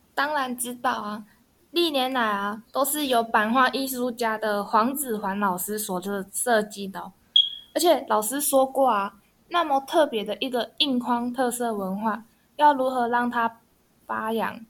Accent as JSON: {"language": "Chinese", "town": "Neipu", "region": "Pingtung County", "country": "Taiwan", "tie": "born or raised there", "said": "我家乡在屏东的内埔啊"}